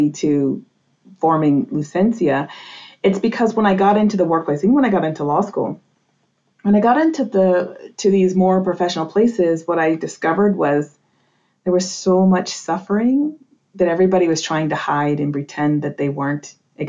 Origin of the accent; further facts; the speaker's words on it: New England, United States; I grew up in New England in a very traditional Roman Catholic family.